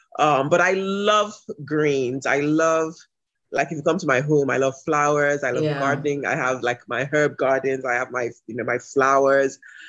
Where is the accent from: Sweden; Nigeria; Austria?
Nigeria; Ibadan, Oyo; now in Lagos, Nigeria; I grew up in Ibadan, which is the city where I am right at this moment.